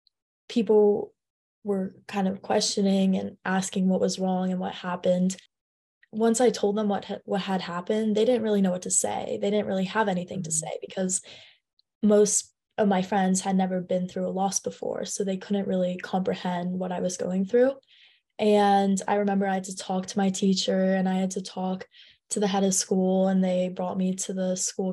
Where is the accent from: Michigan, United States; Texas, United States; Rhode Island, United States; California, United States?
California, United States; San Francisco; I am in 10th grade and I'm from San Francisco, California.